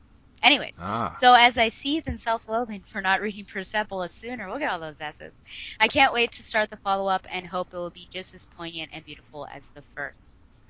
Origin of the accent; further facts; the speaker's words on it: United States; I am an American and I was not born in the 80s